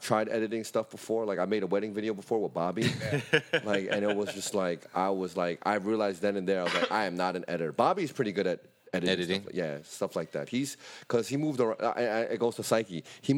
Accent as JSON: {"language": "English", "town": "New York City", "region": "New York", "country": "United States", "tie": "born or raised there", "moved": "yes", "lives_now": "Los Angeles, United States", "said": "I grew up in Brooklyn and Bronx"}